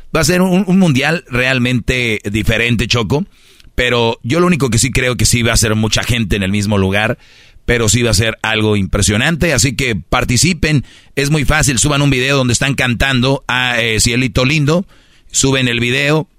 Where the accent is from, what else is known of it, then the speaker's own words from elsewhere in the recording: Monterrey, Nuevo León, Mexico; yo soy de Monterrey